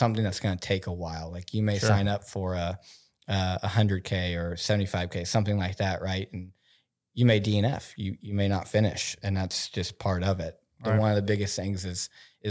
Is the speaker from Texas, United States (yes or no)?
no; Oklahoma, United States; moved away; I'm from Oklahoma